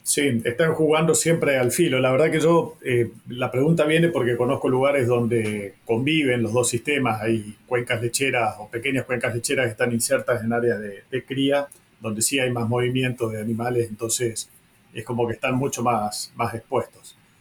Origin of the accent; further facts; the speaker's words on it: Reconquista, Santa Fe, Argentina; yo vengo de la zona de Reconquista, donde estaba la frontera virtual de la zona de lucha activa